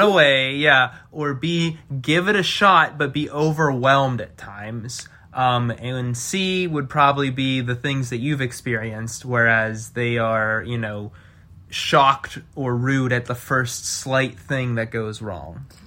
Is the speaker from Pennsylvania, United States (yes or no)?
yes; Pittsburgh, Pennsylvania, United States; moved away as an adult; also born or lived in Chicago; now in Houston, United States; I grew up in Pittsburgh